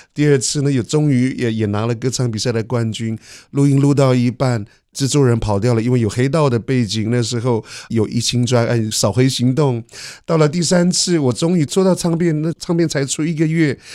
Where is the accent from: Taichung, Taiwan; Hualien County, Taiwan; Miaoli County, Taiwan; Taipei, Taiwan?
Hualien County, Taiwan; Yuli; now in Edinburgh, United Kingdom; 我是来自花莲玉里的阿美族人